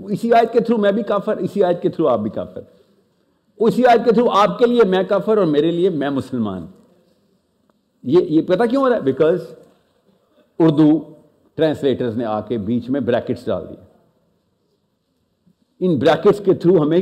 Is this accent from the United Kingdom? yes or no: no; Australia; Even though I was born and raised in Australia